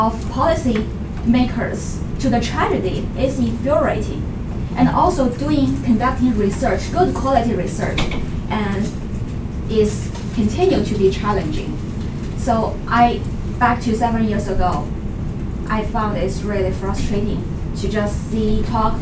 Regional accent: Beijing, China; moved away as an adult; now in United States; I was born in China, Beijing, the capital. And I spent more than 20 years in China and almost more than six years here in the US

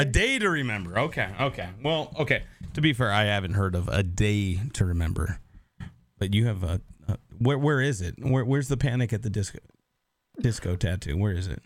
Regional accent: Seattle, Washington, United States; now in Nashville, United States; I grew up in Seattle

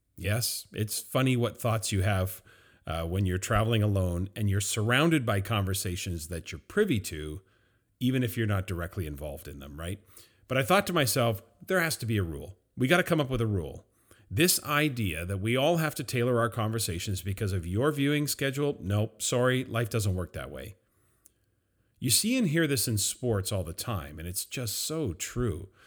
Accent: Vancouver, British Columbia, Canada; being someone who is from Canada, from Vancouver

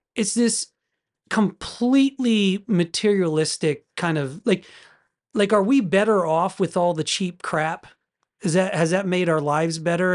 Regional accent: United States; as an American

